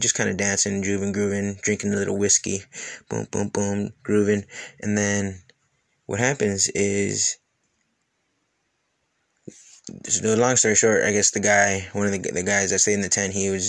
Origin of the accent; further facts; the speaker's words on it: Wisconsin, United States; moved away as an adult; also born or lived in Missouri; I grew up in the Midwest, Wisconsin, and then traveled all throughout the Midwest, Missouri, and all the way down and everything